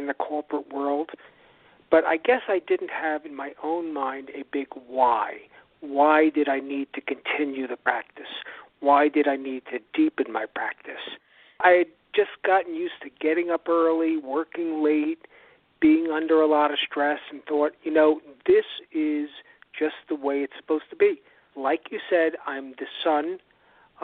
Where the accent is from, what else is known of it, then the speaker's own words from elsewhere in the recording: New York City, New York, United States; also born or lived in Long Island, New York; I was raised on the North Shore of Long Island and in New York City